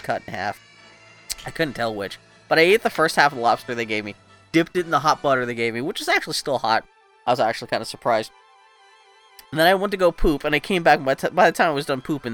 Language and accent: English; Pittsburgh, Pennsylvania, United States; I grew up in Pittsburgh, which is landlocked